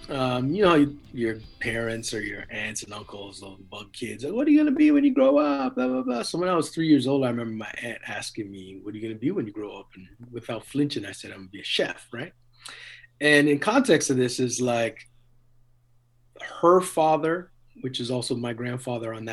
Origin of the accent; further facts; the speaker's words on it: Trinidad & Tobago; born there; And then I was born in Trinidad, and they were born in Trinidad. And Trinidad is like very musical culture.